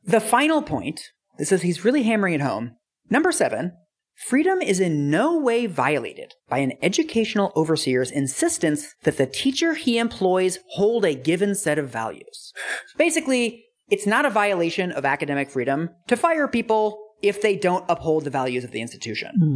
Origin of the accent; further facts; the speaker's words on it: West Coast, United States; I'm from the West Coast